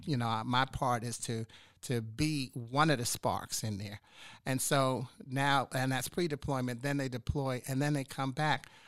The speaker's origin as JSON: {"language": "English", "town": "New York City", "region": "New York", "country": "United States", "also_born_or_lived": "Washington, D.C. / Chicago", "moved": "as an adult", "lives_now": "Charlotte, United States", "said": "I'm from New York City originally."}